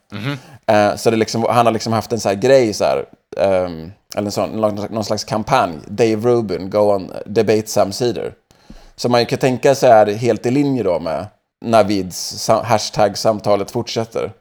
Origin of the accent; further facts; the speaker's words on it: Sweden; now in Los Angeles, United States; som annan svensk i USA